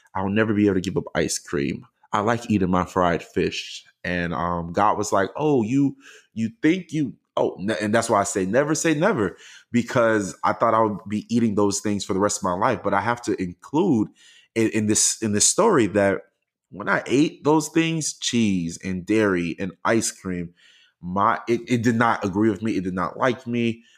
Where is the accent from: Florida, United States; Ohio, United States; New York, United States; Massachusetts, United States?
Florida, United States; Miami; now in Houston, United States; I'm originally from the greatest place on earth, the United States of Miami